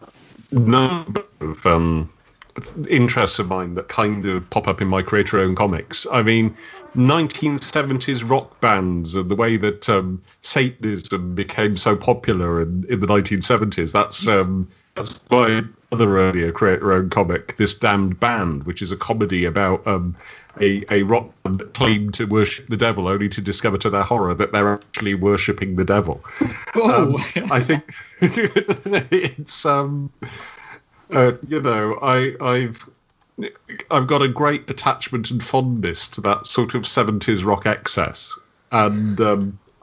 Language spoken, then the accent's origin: English; Wiltshire, South West England, United Kingdom; I'm from Wiltshire in the West Country